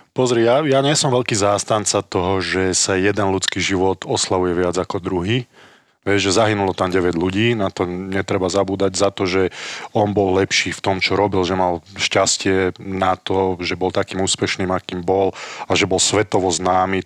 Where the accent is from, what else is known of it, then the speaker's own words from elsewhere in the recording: Slovakia; ako každý Slovák